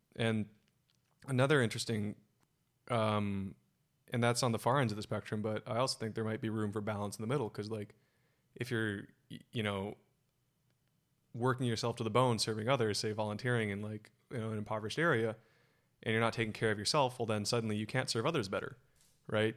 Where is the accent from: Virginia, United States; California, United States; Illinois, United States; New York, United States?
California, United States; Silicon Valley; born and raised in Silicon Valley